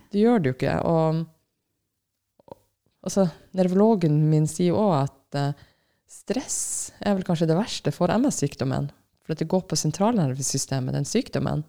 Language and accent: Norwegian; Finnmark, Norway; Jeg er fra Finnmark